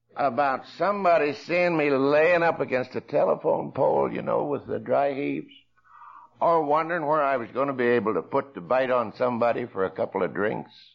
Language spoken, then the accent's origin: English; Coshocton, Ohio, United States; I grew up in Coshocton